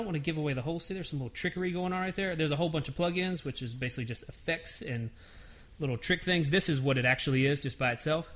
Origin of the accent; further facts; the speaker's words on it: Nashville, Tennessee, United States; I'm born and raised in Nashville.